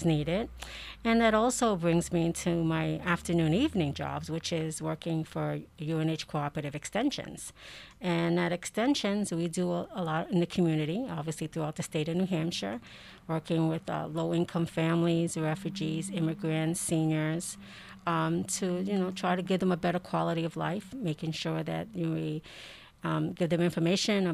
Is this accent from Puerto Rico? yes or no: yes; Puerto Rico; I'm Puerto Rican